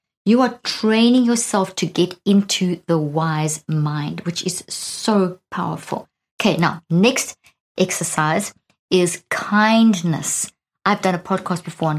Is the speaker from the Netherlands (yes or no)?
no; South Africa; moved away as an adult; also born or lived in Zimbabwe; now in United States; being a South African, I was born in Zimbabwe and grew up in South Africa, and I've been living in the States now for 13 years